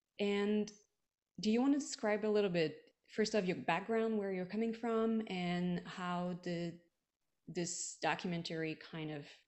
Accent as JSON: {"language": "English", "town": "Montreal", "region": "Quebec", "country": "Canada", "lives_now": "Washington, United States", "said": "I'm from Montreal."}